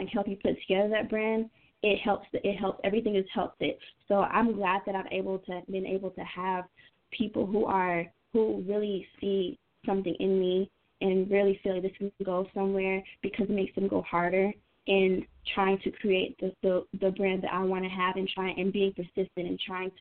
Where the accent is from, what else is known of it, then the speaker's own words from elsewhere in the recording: Atlanta, Georgia, United States; I'm not just a girl from Atlanta